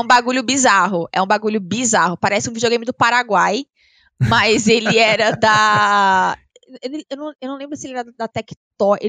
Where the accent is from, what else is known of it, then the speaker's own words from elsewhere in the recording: Avaré, São Paulo, Brazil; moved away as an adult; now in São Paulo, Brazil; Eu nasci em São Paulo, mas eu fui uhum. para Varé, que é no interior de São Paulo, é 240 quilômetros aqui da capital, uh, com 5 anos. Então eu cresci no interior e Avaré é uma cidade de 80 mil habitantes.